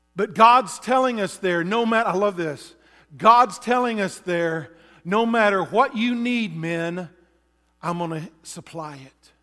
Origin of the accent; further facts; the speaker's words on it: Texas, United States; now in Alaska, United States; growing up in Texas